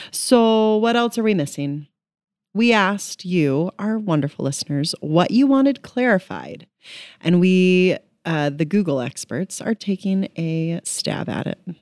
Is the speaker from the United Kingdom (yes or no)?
no; Kansas, United States; moved away; I grew up in Kansas